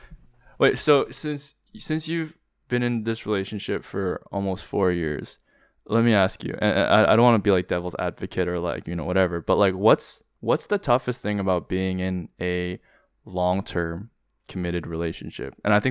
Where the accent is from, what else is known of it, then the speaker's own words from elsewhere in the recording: Vancouver, British Columbia, Canada; born there; Like I was born in Vancouver and I've been back though, unlike you.